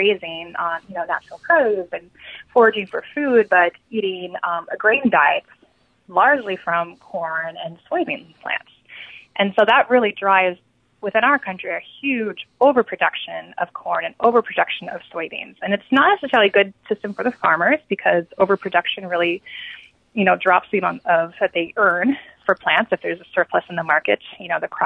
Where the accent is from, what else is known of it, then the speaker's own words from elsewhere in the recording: Great Plains, United States; I come from the Great Plains